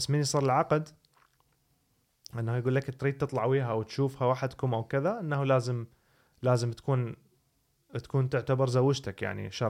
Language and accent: Arabic; Baghdad, Baghdad Governorate, Iraq; بس احنا عندنا ببغداد